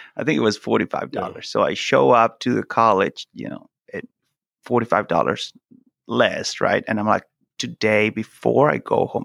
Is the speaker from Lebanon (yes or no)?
no; Venezuela; first language Spanish; English is a second language; moved away as an adult; also born or lived in Italy / Brazil; now in United States; I'm from Venezuela